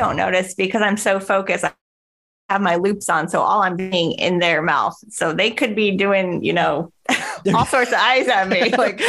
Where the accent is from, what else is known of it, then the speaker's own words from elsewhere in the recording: Wyoming, United States; moved away as an adult; now in Edmond, United States; I'm originally from Wyoming, but I've been here like half my life now, I guess. I came to OU and just kind of stayed around.